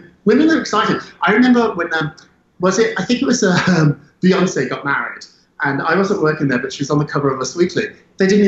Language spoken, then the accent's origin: English; United Kingdom; moved away; I'm British. I went to school there. I grew up there.